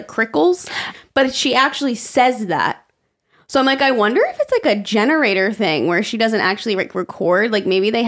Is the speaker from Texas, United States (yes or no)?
no; New York, United States; yeah, I think we just say forward because we're from New York.